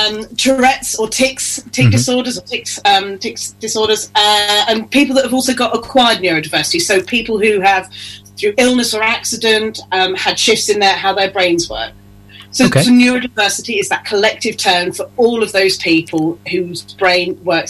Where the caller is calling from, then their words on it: East of England, United Kingdom; I'm in North Norfolk, just outside King's Lynn.